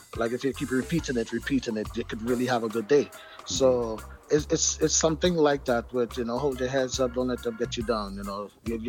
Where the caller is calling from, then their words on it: Chicago, Illinois, United States; I'm actually in the United States. {S7} Wow. {S20} Chicago, to be exact.